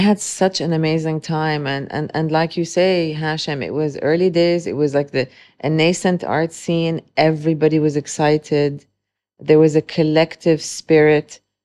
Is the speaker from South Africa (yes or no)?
no; Dubai, United Arab Emirates; also born or lived in Beirut, Lebanon; growing up in Dubai, um, for close to thirty-eight years now